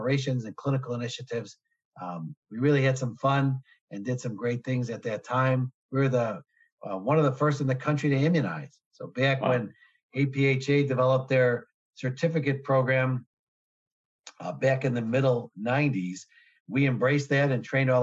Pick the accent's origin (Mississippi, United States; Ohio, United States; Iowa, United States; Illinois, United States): Illinois, United States; Chicago; I'm born and raised in Chicago, never left